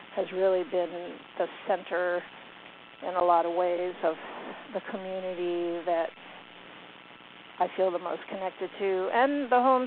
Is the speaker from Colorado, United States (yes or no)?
no; New York, United States; also born or lived in Virginia; now in Blacksburg, United States; I'm from New York.